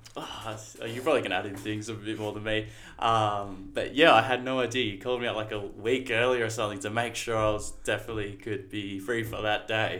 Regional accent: Torquay, Victoria, Australia; I grew up in Torquay for about the first six years of my life. Um, then my parents split. Then mum and I moved down here. My parent, like my family's always been here

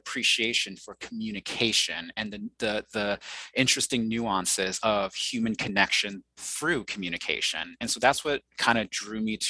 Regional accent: New York City, New York, United States; first language Mandarin Chinese; English is a second language; So I was born in Queens, New York, and I was raised in the New York City area and the suburbs as well

